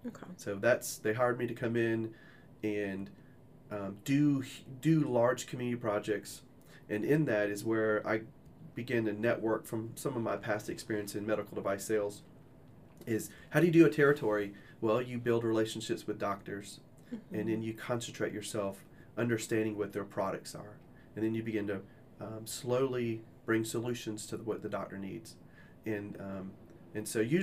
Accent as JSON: {"language": "English", "town": "Washington", "region": "District of Columbia", "country": "United States", "tie": "born or raised there", "also_born_or_lived": "South Carolina / Georgia", "said": "So I am originally from Washington, D.C. Grew up half my life there, and then the other half in South Carolina and Georgia."}